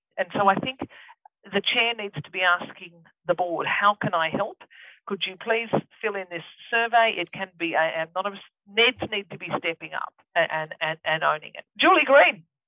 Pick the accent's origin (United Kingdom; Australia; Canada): Australia; Ebor, New South Wales; also born or lived in Hay, New South Wales; I come from Ebor, which is, I was born in Hay. I come from Ebor, which is halfway between Dorrigo and Armidale on the top of the lovely New England